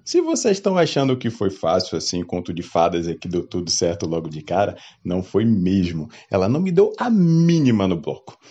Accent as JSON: {"language": "Portuguese", "town": "Salvador", "region": "Bahia", "country": "Brazil", "tie": "born or raised there", "said": "eu sou natural de Salvador"}